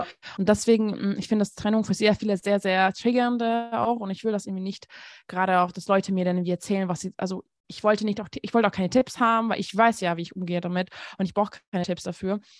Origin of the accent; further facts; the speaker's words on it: Hungary; moved away; ich komme aus Ungarn